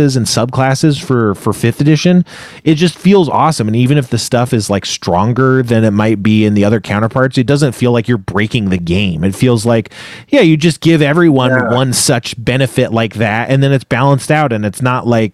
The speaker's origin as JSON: {"language": "English", "country": "United States", "said": "we are Americans"}